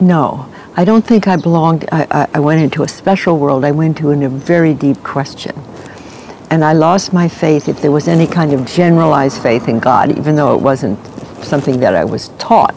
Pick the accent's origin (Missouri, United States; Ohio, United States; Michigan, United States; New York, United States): New York, United States; New York City; now in Santa Barbara, United States; I grew up in New York City on 80th Street and Fifth Avenue, opposite the Metropolitan